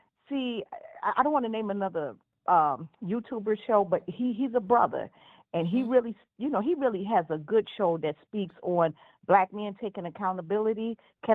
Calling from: Chicago, Illinois, United States; calling from Chicago.

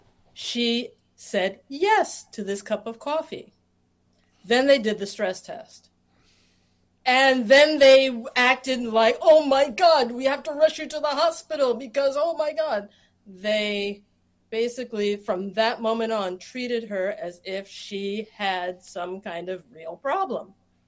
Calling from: Philadelphia, Pennsylvania, United States; I am joining you from Philadelphia, Pennsylvania.

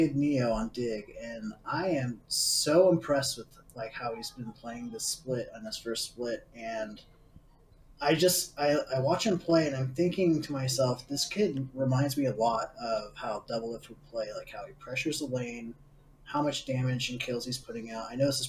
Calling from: Santa Clarita, California, United States; Santa Clarita, California.

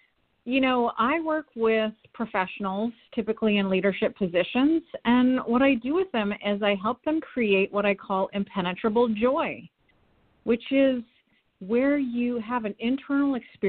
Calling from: Portland, Oregon, United States; I'm here from Portland, Oregon.

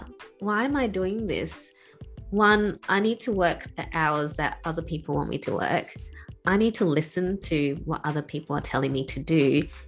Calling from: Perth, Western Australia, Australia; I am joining you from Perth in Australia, so very far away from where you are.

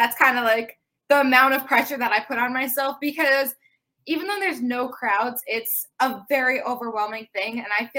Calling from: Long Island, New York, United States; Long Island, New York.

